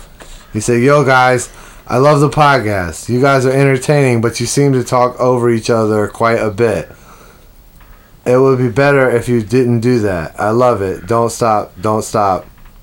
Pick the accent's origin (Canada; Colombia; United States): United States; I'm from America, man.